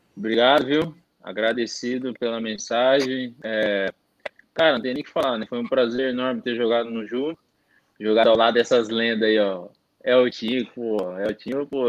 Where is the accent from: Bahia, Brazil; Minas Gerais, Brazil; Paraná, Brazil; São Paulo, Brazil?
São Paulo, Brazil; Bauru; moved away; lá na minha cidade, lá em Bauru